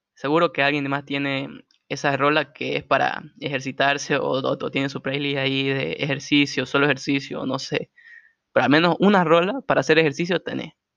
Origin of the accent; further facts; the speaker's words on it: Santa Cruz de la Sierra, Santa Cruz, Bolivia; yo soy boliviano, soy de Santa Cruz, esta tierra hermosa.